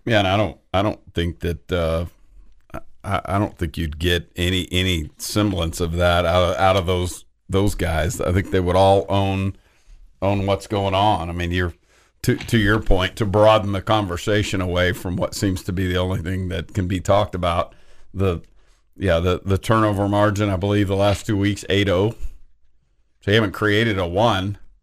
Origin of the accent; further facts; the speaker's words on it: Lubbock, Texas, United States; I'm ….